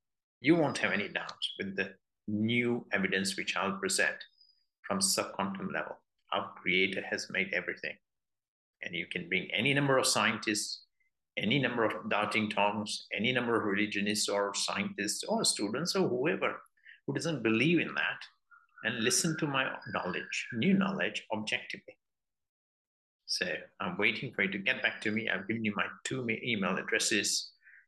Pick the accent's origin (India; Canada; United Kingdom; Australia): United Kingdom; although I'm British